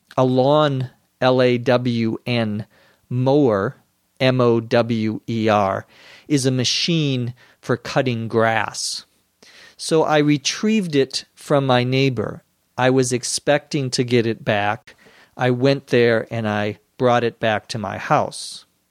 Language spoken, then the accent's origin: English; United States; also born or lived in Los Angeles